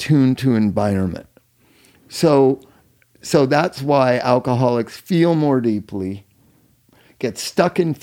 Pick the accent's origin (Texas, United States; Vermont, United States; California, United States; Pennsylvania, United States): California, United States; Culver City; the sanitarium I grew up in Culver City, my family's sanitarium, when I'd go there after school.